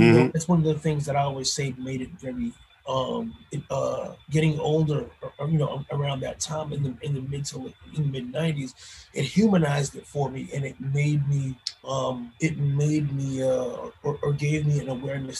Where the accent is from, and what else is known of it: Paterson, New Jersey, United States; born or raised there